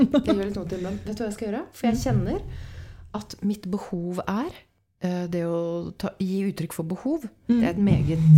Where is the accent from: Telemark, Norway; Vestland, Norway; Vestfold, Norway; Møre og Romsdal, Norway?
Vestfold, Norway; Åsgårdstrand; Så jeg, jeg satt egentlig inne på jenteværelset mitt hos mamma og pappa hjemme i Åsgårdstrand.